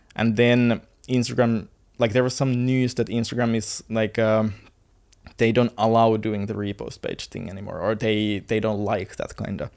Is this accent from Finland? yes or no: yes; Finland; moved away as an adult; now in Bali, Indonesia; I'm from Finland. I I used to study in, like, university for engineering, and, uh, I used to play football. I used to live the normal life in Finland.